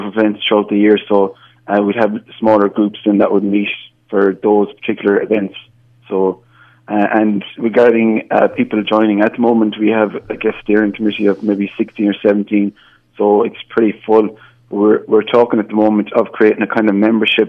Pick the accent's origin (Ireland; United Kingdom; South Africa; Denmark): Ireland; Galway, Connacht; moved away as an adult; now in Toronto, Canada; I'm from Galway, and myself and my girlfriend moved over at the end of July.